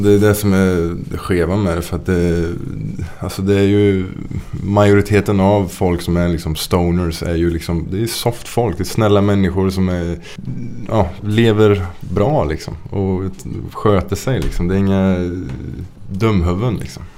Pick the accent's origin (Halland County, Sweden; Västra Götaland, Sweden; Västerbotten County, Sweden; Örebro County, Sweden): Västra Götaland, Sweden; Trollhättan; also born or lived in Lidköping / Bergen; mina hemtrakter. Trollhättan